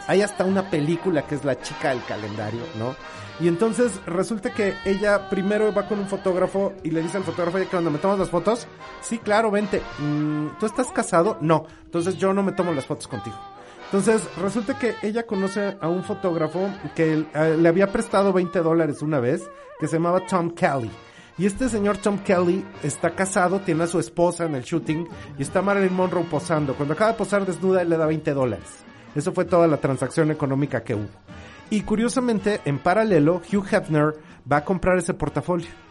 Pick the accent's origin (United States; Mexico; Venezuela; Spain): Mexico; como mexicanos entendemos perfecto